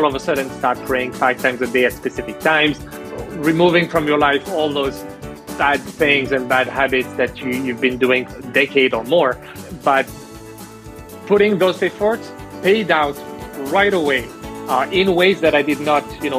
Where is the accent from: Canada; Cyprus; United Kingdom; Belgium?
Canada; born there; also born or lived in France; I started my studies and my career in France, first in sales, then I moved to Canada because I was born in Canada, had the citizenship, so I chose to move to Canada.